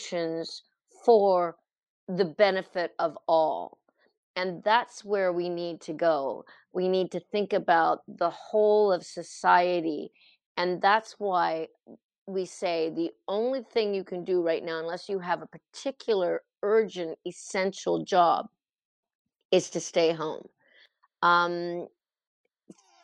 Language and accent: English; Truro, Nova Scotia, Canada; my hometown here, Truro, Nova Scotia